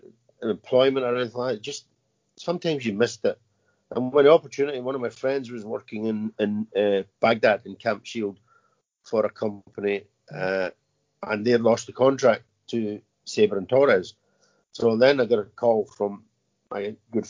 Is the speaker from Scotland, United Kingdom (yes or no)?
yes; Glasgow, Scotland, United Kingdom; moved away as an adult; now in Northern Ireland, United Kingdom; I was born in Glasgow. My parents were born in Glasgow. My grandparents are Irish, but we grew up in Scotland